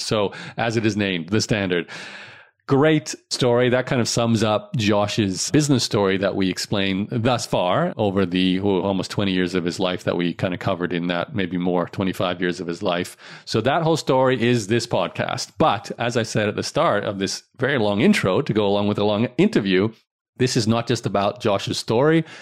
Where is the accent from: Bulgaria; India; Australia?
Australia; growing up in Australia